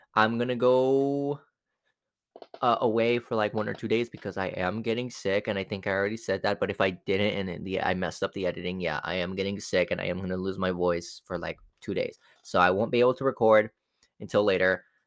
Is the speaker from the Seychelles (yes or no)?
no; Mexico; first language Spanish; English is a second language; I'm Mexican